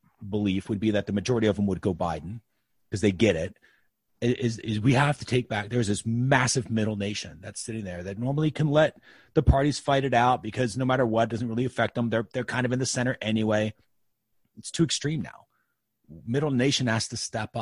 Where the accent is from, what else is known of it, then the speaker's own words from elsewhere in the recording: United States; as an American